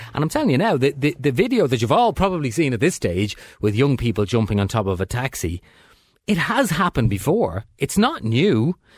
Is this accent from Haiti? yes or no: no; Dublin, Leinster, Ireland; I'm from Dublin but, originally